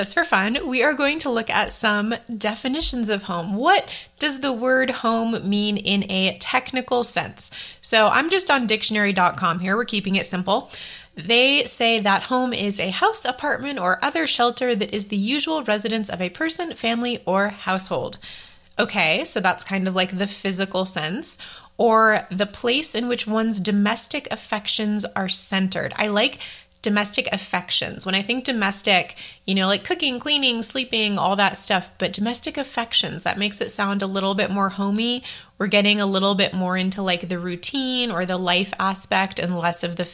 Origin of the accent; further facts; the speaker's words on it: Maine, United States; also born or lived in Idaho / Indiana / Taiwan; now in Colorado, United States; Where did I grow up? Well, Indiana and Maine, mostly Maine, but I don't live there now.